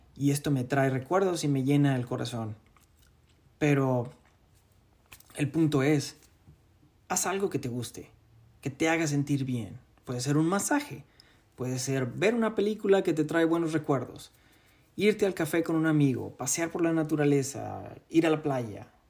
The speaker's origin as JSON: {"language": "Spanish", "country": "Mexico", "moved": "yes", "said": "el estar lejos de mi tierra, de, de mi México lindo y querido"}